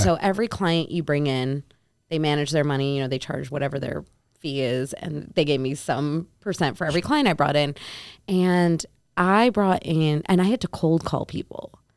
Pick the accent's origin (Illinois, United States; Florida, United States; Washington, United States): Illinois, United States; Naperville; I grew up in Chicago